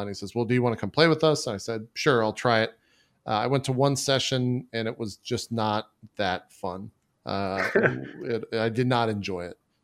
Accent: Texas, United States; also born or lived in Galveston, Texas / Dallas, Texas; I was born and raised in Texas

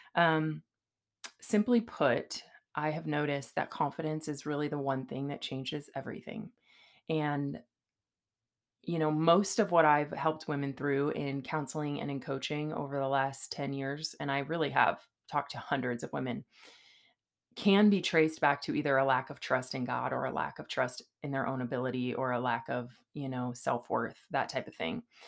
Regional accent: California, United States; now in Boise, United States; I'm from California

